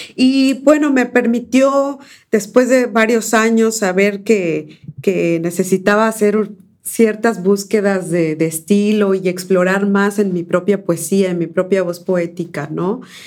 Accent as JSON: {"language": "Spanish", "town": "Córdoba", "region": "Veracruz", "country": "Mexico", "tie": "born or raised there", "also_born_or_lived": "San Pedro Ixhuatlán del Café / Comapa", "first_language": "Spanish", "moved": "yes", "lives_now": "United States", "said": "yo nací en Córdoba, Veracruz, pero mi familia es de las altas montañas"}